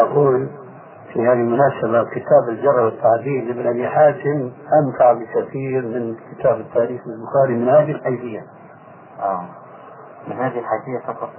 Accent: Syria; عندنا في سوريا

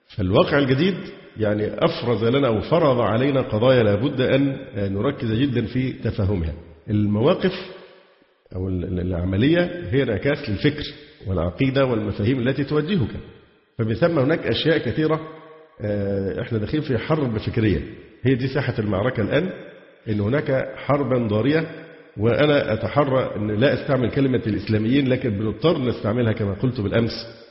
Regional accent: Egypt; عندنا في مصر

